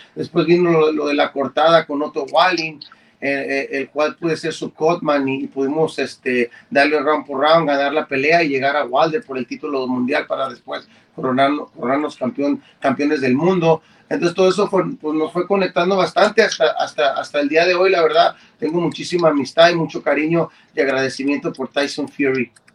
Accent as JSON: {"language": "Spanish", "country": "Mexico", "said": "todos somos mexicanos"}